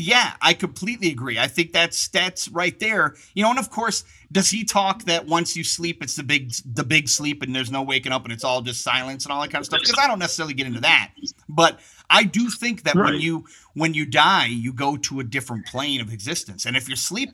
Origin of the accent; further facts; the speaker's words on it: Michigan, United States; I'm from Michigan